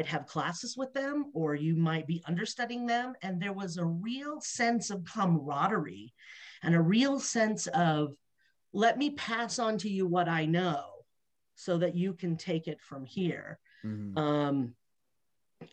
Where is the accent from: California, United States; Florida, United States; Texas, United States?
California, United States; Los Angeles; moved away; I was from Los Angeles.